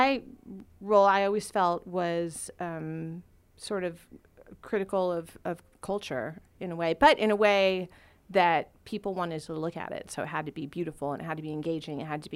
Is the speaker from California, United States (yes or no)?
yes; Huntington Beach, California, United States; I grew up in Huntington Beach, which was very, very white and very Christian.